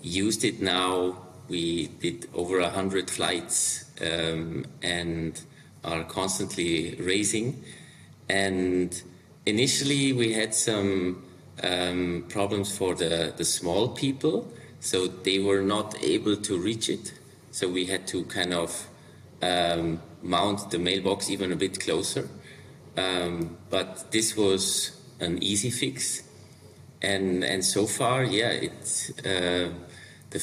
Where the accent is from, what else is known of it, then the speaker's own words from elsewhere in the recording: Liechtenstein; now in Switzerland; I'm from originally, I grew up in Liechtenstein, but then also in Switzerland